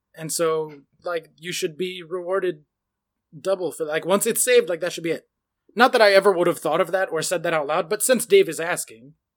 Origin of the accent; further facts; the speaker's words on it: United States; I'm American